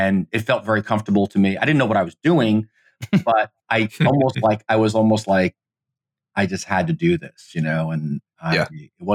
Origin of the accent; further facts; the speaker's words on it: United States; I'm Italian American